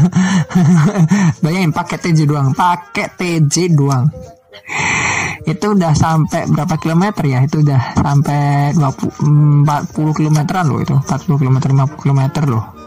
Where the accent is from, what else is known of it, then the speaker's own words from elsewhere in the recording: Surakarta, Central Java, Indonesia; moved away; also born or lived in Jakarta; posisi aku sekarang adalah di kota Solo, di kelahi-, tempat tanah kelahiran aku sendiri. Tempat aku besar